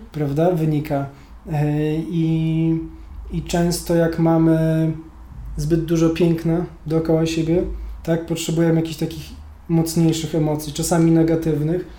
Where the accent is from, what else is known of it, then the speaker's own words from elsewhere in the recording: Gdańsk, Pomeranian Voivodeship, Poland; Sam się wychowałem w falowcu